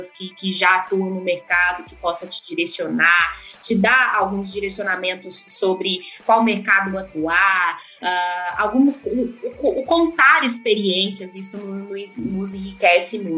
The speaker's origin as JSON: {"language": "Portuguese", "town": "Uberlândia", "region": "Minas Gerais", "country": "Brazil", "tie": "born or raised there", "said": "Bom, Paulo, eu nasci em Uberlândia"}